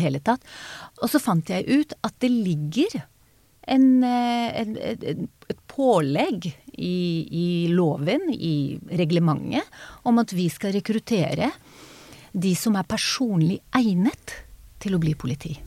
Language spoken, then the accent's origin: Norwegian; Israel; first language Hebrew; Norwegian is a second language; moved away as an adult; now in Norway; min familie flyttet til Israel da jeg var baby.